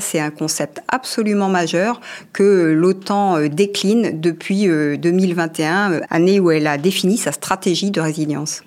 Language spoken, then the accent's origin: French; France; chez nous en France